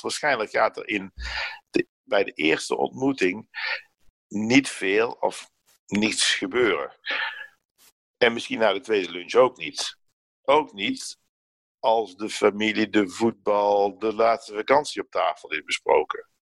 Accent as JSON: {"language": "Dutch", "country": "Netherlands", "tie": "born or raised there", "moved": "yes", "lives_now": "France", "said": "In mijn geboortedorp"}